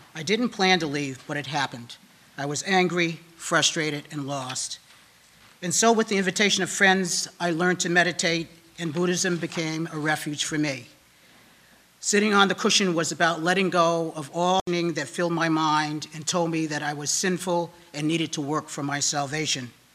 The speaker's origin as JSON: {"language": "English", "region": "Connecticut", "country": "United States", "tie": "born or raised there", "also_born_or_lived": "Boston", "moved": "as an adult", "said": "I grew up in Connecticut"}